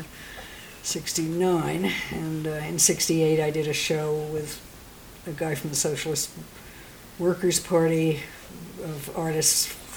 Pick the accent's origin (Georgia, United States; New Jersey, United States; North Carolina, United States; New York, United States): New York, United States; now in Galisteo, United States; I'm a New Yorker